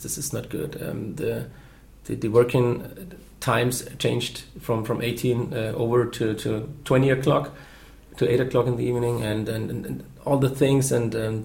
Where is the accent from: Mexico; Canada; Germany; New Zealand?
Germany; Nuremberg, Bavaria; English is a second language; I was brought up here in Nuremberg